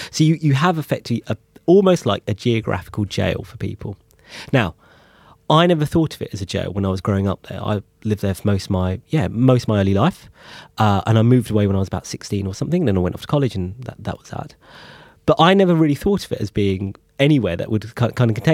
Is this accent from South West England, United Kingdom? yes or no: no; London, United Kingdom; born or raised there